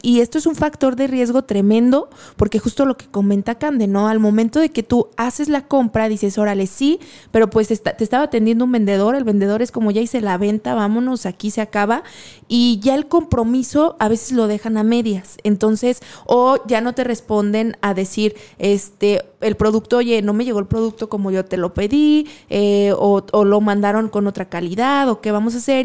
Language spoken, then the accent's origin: Spanish; Mexico; aquí somos bien tradicionales y tenemos muchas cosas muy particulares como mexicanos